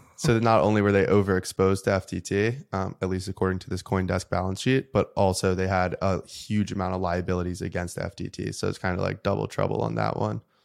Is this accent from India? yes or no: no; United States; as an American and as, like, a patriot